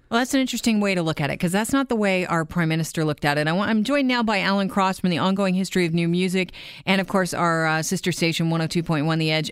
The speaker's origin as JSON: {"language": "English", "country": "Canada"}